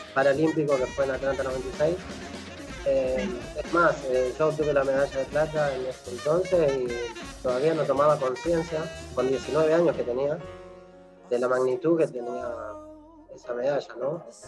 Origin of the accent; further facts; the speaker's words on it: Buenos Aires, Argentina; also born or lived in La Tosca, Santa Fe / San Antonio Obligado, Santa Fe; terminé, bueno, acá en Buenos Aires, la cual, eh, obviando un poco los años, este, empecé los estudios en el Colegio Santa Cecilia